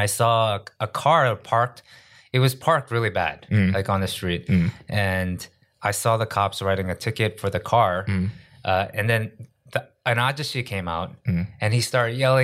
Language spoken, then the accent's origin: English; New York, United States; moved away as an adult; now in Korea; I grew up in New York